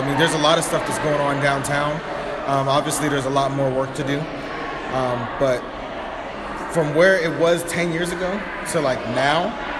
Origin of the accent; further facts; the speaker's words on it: Youngstown, Ohio, United States; growing up in Youngstown.